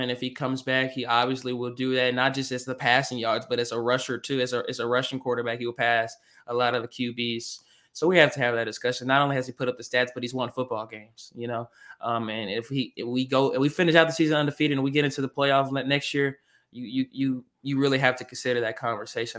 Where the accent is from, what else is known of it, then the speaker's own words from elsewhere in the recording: Arkansas, United States; I'm from Arkansas